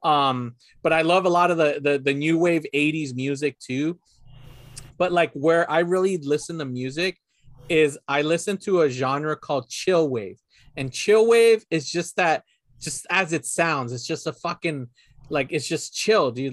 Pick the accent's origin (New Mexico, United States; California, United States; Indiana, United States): California, United States; La Puente; where my parents live, where my hometown, where I grew up in, in La Puente